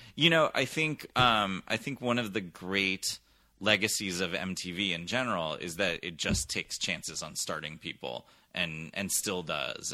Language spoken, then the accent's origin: English; San Francisco Bay Area, California, United States; moved away as an adult; I grew up mostly in the San Francisco Bay Area, where my dad taught theater and still does at San Francisco State